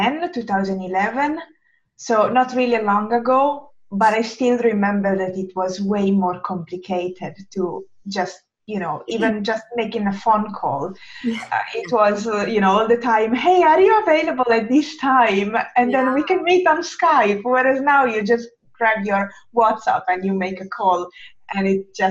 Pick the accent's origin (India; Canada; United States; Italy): Italy; English is a second language; moved away as an adult; now in Helsinki, Finland; as you probably may guess from my accent, I'm not native English speaker, and in fact, I'm Italian, but I don't live in Italy.